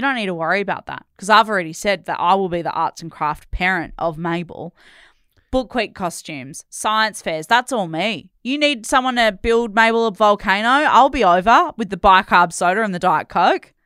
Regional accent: Perth, Western Australia, Australia; I grew up in Perth

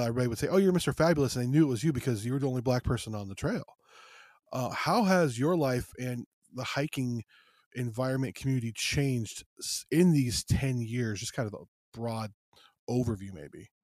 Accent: United States; also born or lived in Los Angeles, California / Las Vegas, Nevada; I'm from L A and Las Vegas

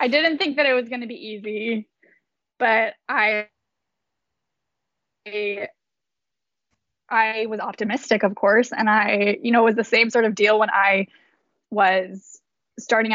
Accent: Davis, California, United States; moved away; I grew up in Davis, California, and it's a really active place

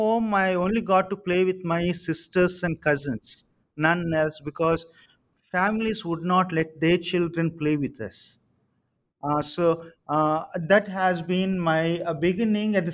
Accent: Samalkot, Andhra Pradesh, India; I was born in Samalkot on the southeast coast of Andhra Pradesh

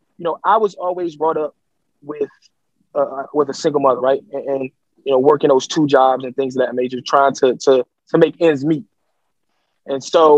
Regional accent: Detroit, Michigan, United States; I'm from Detroit

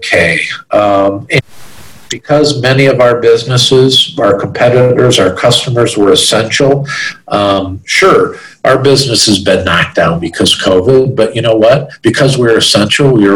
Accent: Chicago, Illinois, United States; I'm from the Chicago area

